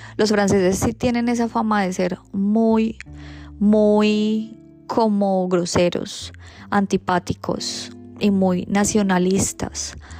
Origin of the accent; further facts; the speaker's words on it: Colombia; moved away as an adult; now in Australia; nací en Colombia porque me tocó nacer o porque lo escogí